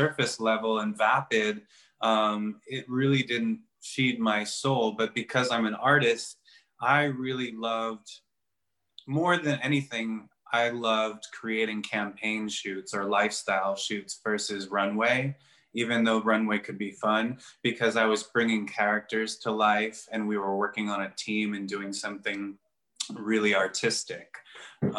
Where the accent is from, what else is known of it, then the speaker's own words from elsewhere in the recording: Chicago, Illinois, United States; moved away as an adult; also born or lived in New York; I went back home to Chicago for a few months